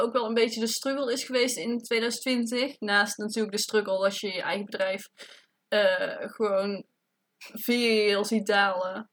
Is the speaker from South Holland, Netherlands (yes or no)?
no; Tilburg, North Brabant, Netherlands; ik kom uit Tilburg